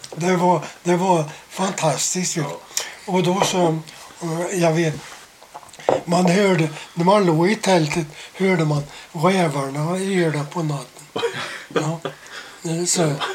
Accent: Sweden; jag var svensk

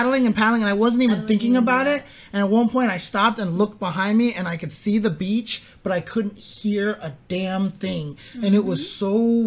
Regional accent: Southern California, United States; I grew up in Southern California

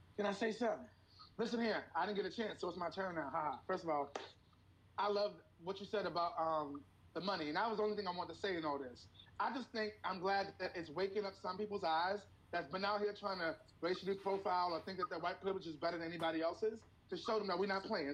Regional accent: New York City, New York, United States; I'm from Harlem

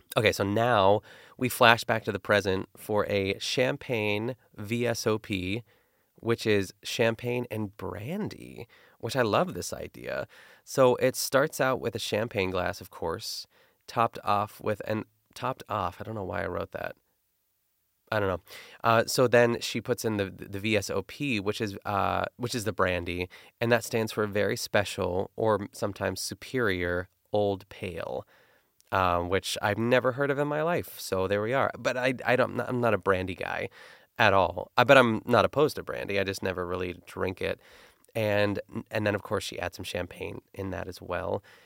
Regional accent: Pittsburgh, Pennsylvania, United States; accent: Pittsburgh; my Pittsburgh accent

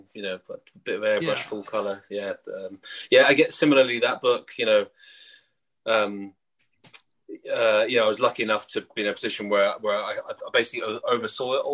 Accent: United Kingdom; I'm British

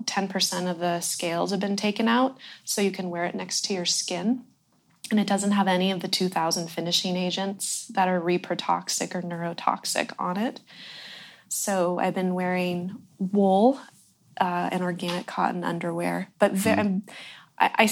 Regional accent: Ross Valley, California, United States; I was born in the Ross Valley, which is the Corte Madera Creek watershed

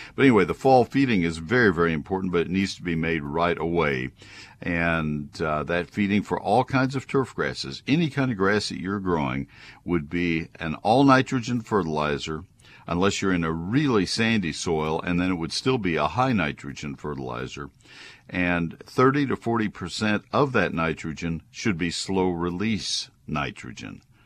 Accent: College Station, Texas, United States; my hometown from my childhood of College Station

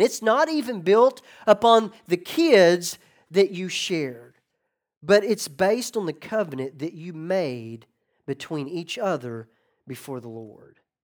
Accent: Northwest Arkansas, United States; So I grew up in Northwest Arkansas, hunting and fishing my whole life.

